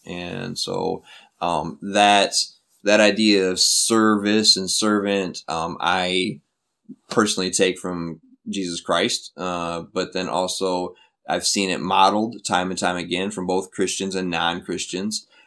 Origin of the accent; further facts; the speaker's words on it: Flint, Michigan, United States; moved away as an adult; now in South Korea; my hometown, from Flint